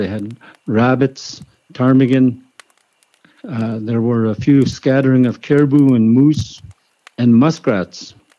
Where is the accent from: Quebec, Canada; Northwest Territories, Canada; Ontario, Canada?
Northwest Territories, Canada; Inuvik; I'm originally from Inuvik, Northwest Territories. And I'm Inuvialuit. My father is Inuvialuit, and my mother is Vantat Gwich’in Indian from Oak Crow, Yukon.